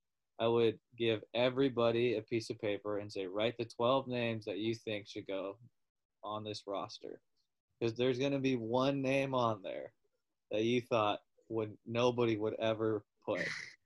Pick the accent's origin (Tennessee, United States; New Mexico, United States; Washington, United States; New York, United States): Washington, United States; Seattle; Just because I'm from Seattle.